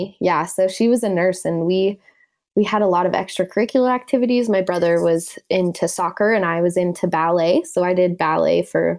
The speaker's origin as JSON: {"language": "English", "town": "Denver", "region": "Colorado", "country": "United States", "tie": "born or raised there", "said": "Basically, so I moved around quite a bit, but I've spent most of my childhood in Colorado."}